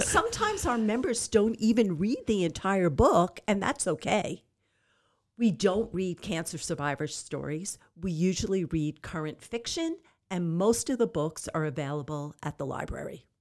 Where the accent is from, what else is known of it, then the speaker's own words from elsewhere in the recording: Long Island, New York, United States; moved away as an adult; now in Amarillo, United States; I am originally from Long Island, New York, and I moved to Amarillo six years ago.